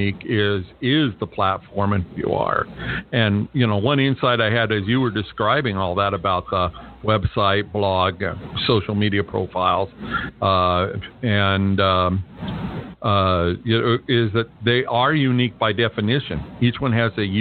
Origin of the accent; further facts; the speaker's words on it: California, United States; now in Las Vegas, United States; I grew up in California. I live in Las Vegas right now